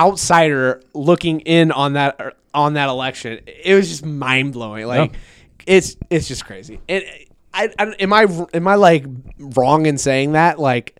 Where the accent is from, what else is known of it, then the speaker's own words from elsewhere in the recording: Des Moines, Iowa, United States; I'm from Des Moines. I'm not from Iowa. Yeah. I'm from Des Moines. We voted blue.